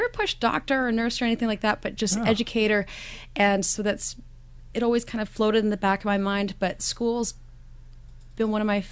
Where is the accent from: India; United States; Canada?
Canada; Victoria, British Columbia; moved away as an adult; now in Nanaimo, Canada; Grew up in Victoria